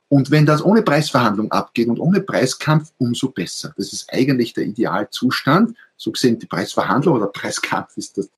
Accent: Austria; Ich bin Österreicher, wie man wahrscheinlich äh, hört. Also viele Grüße auf dem Weg an Schweizer Nachbarn.

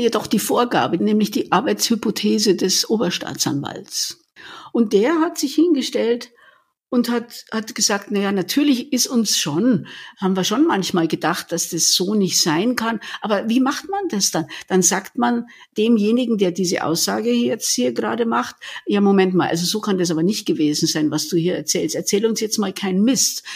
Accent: Munich, Bavaria, Germany; geborene Münchnerin

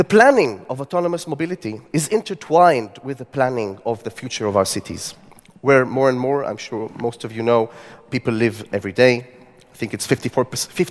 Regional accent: Tel Aviv, Tel Aviv District, Israel; my city, Tel Aviv, my hometown

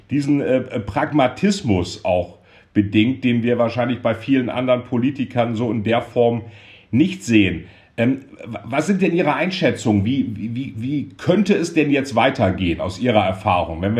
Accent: Rhineland, Germany; muss ich als Rheinländer

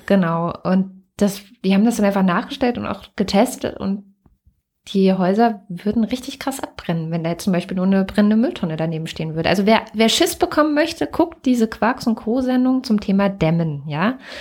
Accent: Wittenberg, Saxony-Anhalt, Germany; Ich bin ja in Wittenberg geboren, in Lutherstadt, Lutherstadt Wittenberg

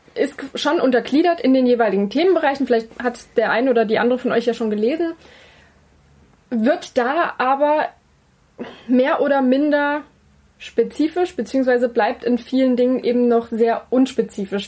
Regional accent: Saxony, Germany; bei uns in Sachsen

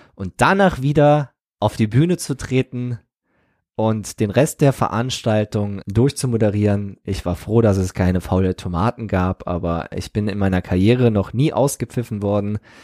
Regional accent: Trier, Rhineland-Palatinate, Germany; meinen Heimatort Trier-Olewig und die Weinberge

